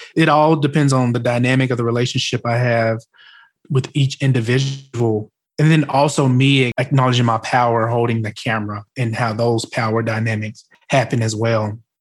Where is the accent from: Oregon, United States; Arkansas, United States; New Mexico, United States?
Arkansas, United States; Arkansas Delta, United States; I was from the Arkansas Delta